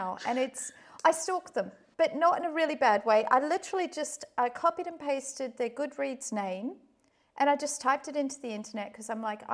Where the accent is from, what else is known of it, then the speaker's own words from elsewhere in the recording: Perth, Western Australia, Australia; moved away; I haven't been back to Perth for a few years